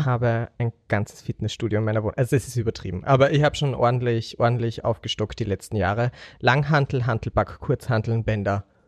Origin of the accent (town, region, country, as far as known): Austria